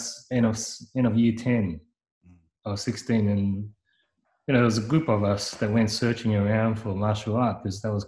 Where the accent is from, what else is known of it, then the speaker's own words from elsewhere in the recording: Hong Kong; now in Sydney, Australia; we come from Hong Kong